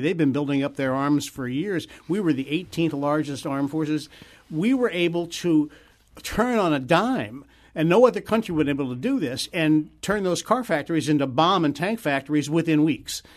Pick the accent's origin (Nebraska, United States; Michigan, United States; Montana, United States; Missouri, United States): Missouri, United States; St. Louis; I'm from Saint Louis